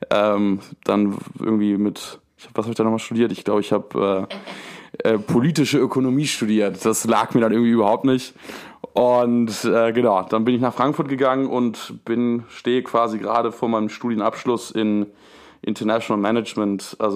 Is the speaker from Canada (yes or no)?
no; Buenos Aires, Argentina; born there; Ich bin 25 Jahre alt und bin in Argentinien geboren. Um genau zu sein, in Buenos Aires. Das ist die Hauptstadt Argentiniens.